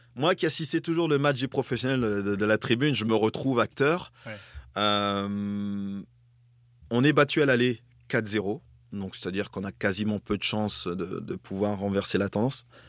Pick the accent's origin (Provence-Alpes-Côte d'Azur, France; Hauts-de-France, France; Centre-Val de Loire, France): Hauts-de-France, France; Grande-Synthe; also born or lived in Dunkirk / Togo; je suis né à Dunkerque. Mes parents m'ont conçu à Brédune, euh, qui est pas très loin dans, le nord